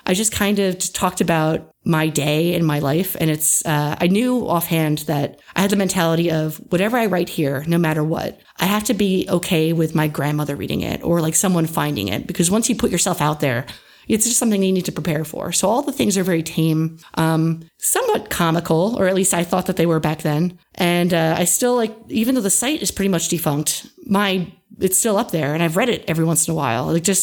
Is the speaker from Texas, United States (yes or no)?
no; New Jersey, United States; also born or lived in Millersville, Pennsylvania; I was born and raised in New Jersey